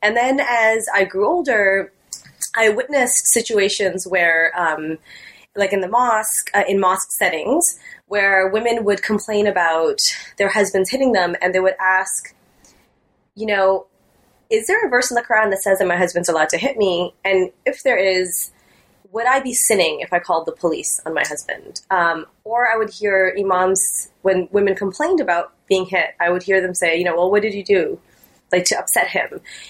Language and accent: English; Canada; I grew up in Canada as a South Asian Muslim Canadian, and I sort of like grew up balancing these multiple identities